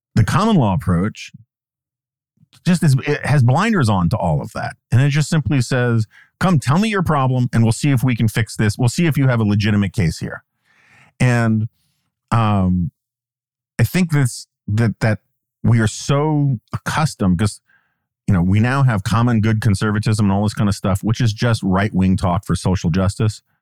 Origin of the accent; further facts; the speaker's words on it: New York, United States; moved away; I grew up in New York